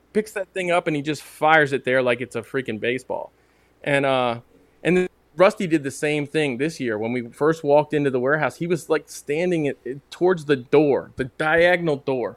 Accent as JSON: {"language": "English", "country": "United States", "said": "me as an American into cricket"}